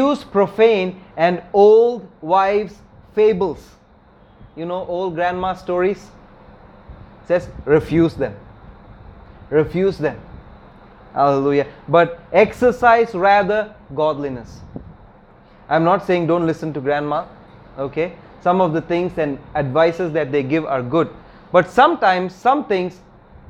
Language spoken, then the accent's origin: English; Kerala, India; my hometown in Kerala